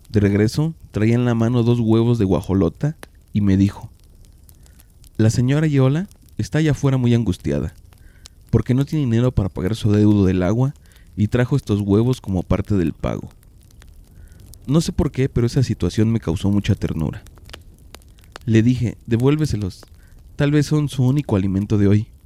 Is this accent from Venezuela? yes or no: no; Mexico City, Mexico; now in Oaxaca, Mexico; Yo soy originaria de la Ciudad de México. Tengo 21 años viviendo en un pueblo pequeño, cerca de la capital de Oaxaca.